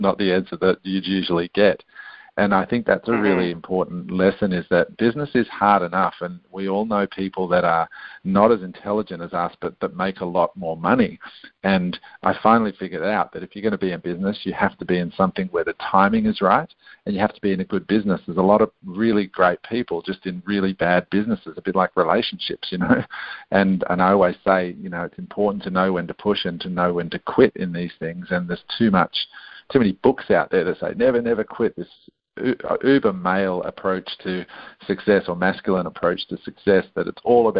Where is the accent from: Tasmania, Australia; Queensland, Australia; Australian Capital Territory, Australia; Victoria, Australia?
Australian Capital Territory, Australia; Canberra; accent: Australian; also born or lived in Adelaide, South Australia / Queanbeyan, New South Wales; raised in a little town called Canberra, which is actually the capital of Australia. And I was brought up in an area called Queanbeyan